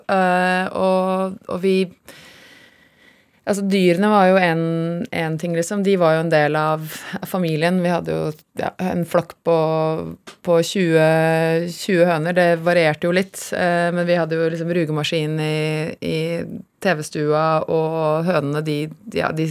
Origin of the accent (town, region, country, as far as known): Kongsberg, Buskerud, Norway; born or raised there; also born or lived in Haugesund / Bømlo